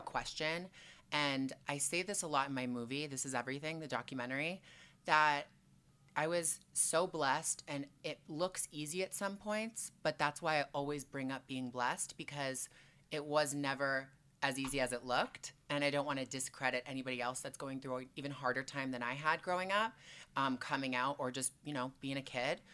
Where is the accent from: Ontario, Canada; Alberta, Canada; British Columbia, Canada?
Ontario, Canada; Toronto; moved away as an adult; also born or lived in Montreal, Quebec; now in Los Angeles, United States; I was born in Q, Montreal, Quebec, so I'm Canadian through and through, and then I moved to Toronto when I was two or three, and then spent the whole time there until I was twenty-one, and then I moved here